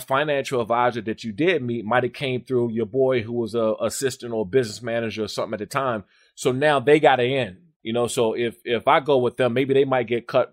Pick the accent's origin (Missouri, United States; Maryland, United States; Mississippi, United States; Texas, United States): Maryland, United States; Maryland and D.C., United States; also born or lived in Washington, D.C.; I grew up in Maryland and in D.C.